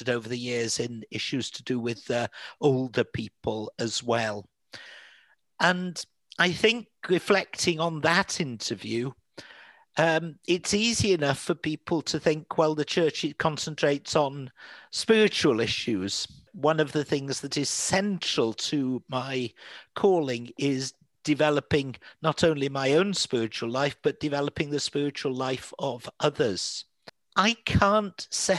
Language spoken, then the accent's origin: English; Manchester, North West England, United Kingdom; moved away as an adult; also born or lived in Diocese of Bangor, Wales; I'm from Manchester originally and couldn't speak Welsh for the first half of my life